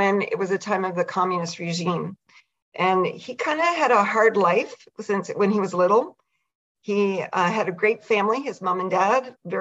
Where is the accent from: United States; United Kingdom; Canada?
Canada; the Maritimes; I'm Canadian and from out in the Maritimes